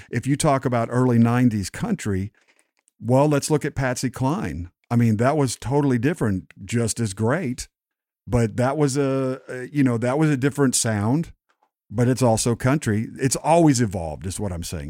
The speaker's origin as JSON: {"language": "English", "region": "West Texas", "country": "United States", "tie": "born or raised there", "said": "all the men in my family where I grew up in Texas and West Texas"}